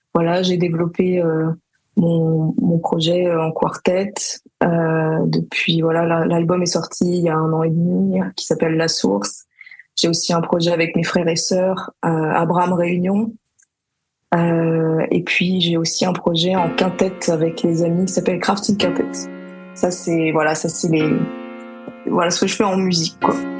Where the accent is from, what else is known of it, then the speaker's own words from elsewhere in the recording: Paris, Île-de-France, France; j'ai grandi à Paris ma mère est d'origine parisienne et mon père est guadeloupéen